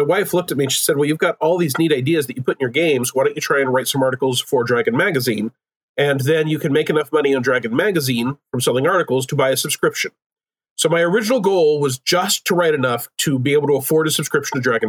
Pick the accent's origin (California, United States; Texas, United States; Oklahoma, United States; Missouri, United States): Oklahoma, United States; also born or lived in Seattle; I'm originally from Oklahoma